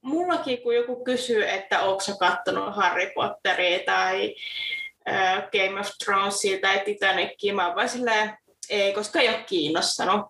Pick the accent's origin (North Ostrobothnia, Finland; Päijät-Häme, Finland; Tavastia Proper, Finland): Tavastia Proper, Finland; Forssa; now in Salo, Finland; Mä oon kotoisin Forssasta, hakkaasta, ihanasta Forssasta